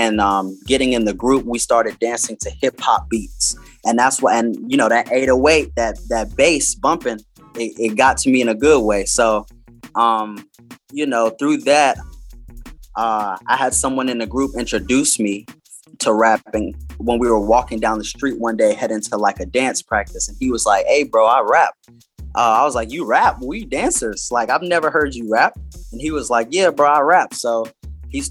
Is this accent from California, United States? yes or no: no; Greensboro, North Carolina, United States; I'm from Greensboro, North Carolina.